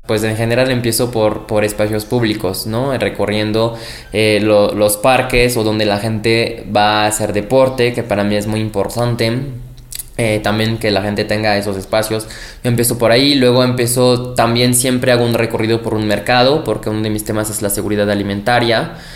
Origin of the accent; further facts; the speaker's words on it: France; now in Mexico City, Mexico; Nací en Francia, pero soy orgullosamente mexicano por convicción